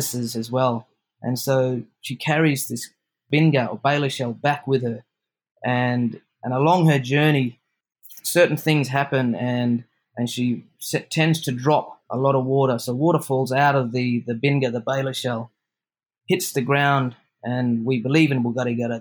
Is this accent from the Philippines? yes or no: no; Broome, Western Australia, Australia; growing up in Broome and being raised in that continuous spiritual connection to this area